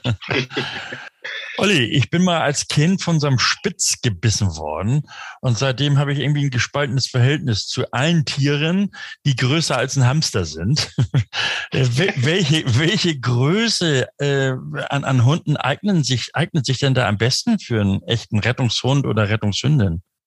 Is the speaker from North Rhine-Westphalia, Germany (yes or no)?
no; Stormarn, near Hamburg-Rahlstedt, Schleswig-Holstein, Germany; moved away; aus der Ecke Stormann, zumindest so Richtung Grenze Hamburg-Rahlstedt, da komme ich ursprünglich her, da bin ich aufgewachsen